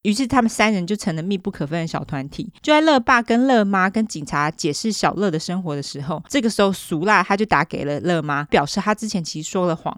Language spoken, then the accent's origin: Chinese; Taiwan; 我们台湾人